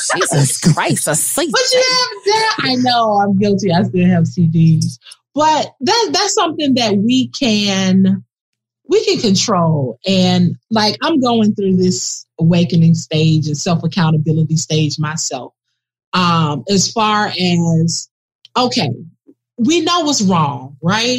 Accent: Miami, Florida, United States; both born and raised in Miami

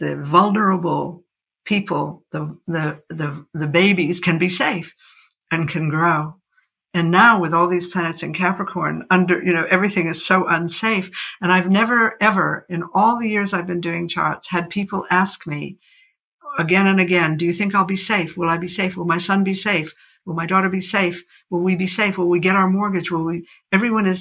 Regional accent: United States; moved away as an adult; I grew up in America as an astrologer

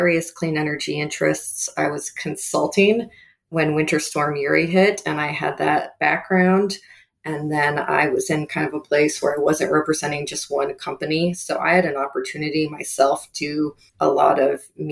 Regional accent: outside of Houston, Texas, United States; also born or lived in Bakersfield, California / Pennsylvania; I was raised mostly in Texas with my parents outside of Houston

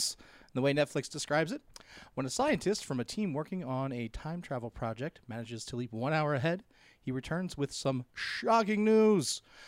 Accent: outside of Philadelphia, Pennsylvania, United States; I grew up outside of Philly, so I can make fun of it.

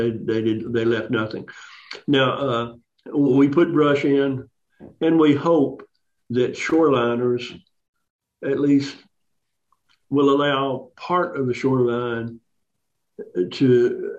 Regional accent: San Antonio, Texas, United States; moved away as an adult; also born or lived in Sherman, Texas / Houston, Texas / New Jersey; now in Hot Springs Village, United States; I was born in Sherman, Texas. I grew up mostly in San Antonio, graduated from high school in San Antonio

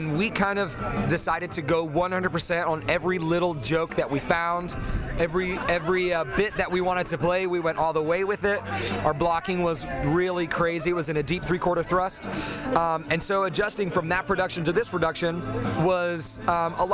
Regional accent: American Fork, Utah, United States; I went to high school at American Fork High School. Proud to be a caveman.

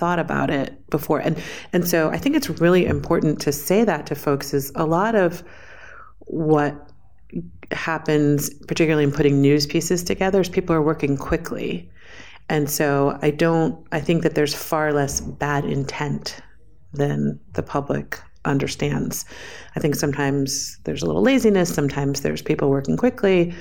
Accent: New York City, New York, United States; I was born and raised in New York City.

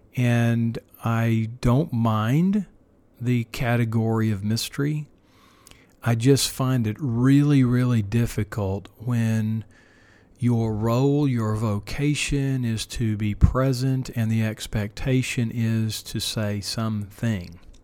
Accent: Oklahoma, United States; my home state here

